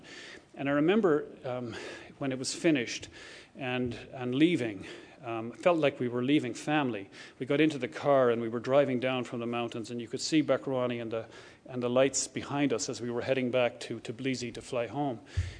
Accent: Ireland; accent: Irish; now in Canada; Irish accent, and I don't believe that there's any other country in the world where a person with my accent could be given a job like this, to be given an opportunity like this.

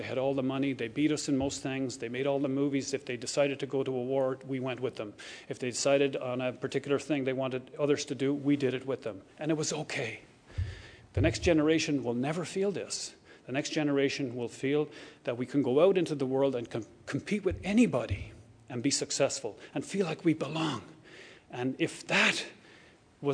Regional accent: Ireland; accent: Irish; now in Canada; Irish accent, and I don't believe that there's any other country in the world where a person with my accent could be given a job like this, to be given an opportunity like this.

